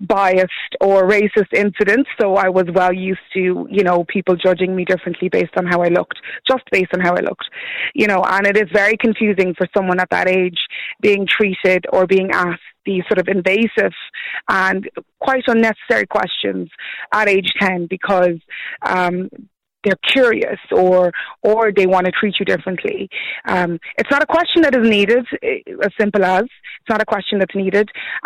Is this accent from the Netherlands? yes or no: yes; Netherlands; now in Ireland; I'm of Nigerian descent, but I grew up in the Netherlands, and then I've spent the last 20 years of my life in Ireland. So I'm basically Irish. I am Irish